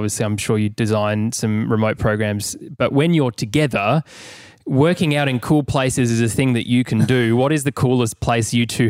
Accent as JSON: {"language": "English", "town": "Kalamunda", "region": "Western Australia", "country": "Australia", "tie": "born or raised there", "said": "I grew up in Kalamunda and the vibe was pretty chill."}